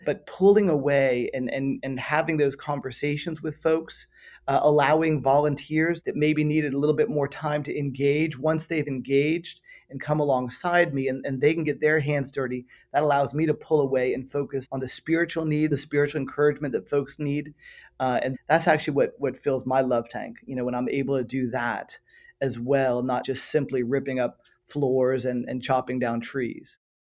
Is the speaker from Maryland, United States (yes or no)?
no; Miami, Florida, United States; moved away as an adult; also born or lived in San Francisco / Western Europe; now in Florida, United States; Born and raised in Miami, Florida